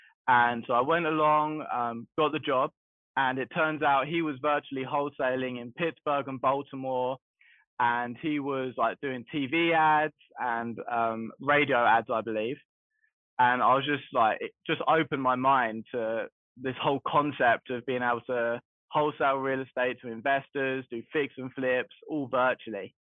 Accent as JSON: {"language": "English", "region": "London", "country": "United Kingdom", "moved": "as an adult", "lives_now": "United States", "said": "So the way I got into the game is I moved over here in 2019 from London, and my intention was to become a realtor because I was doing it a little bit in England"}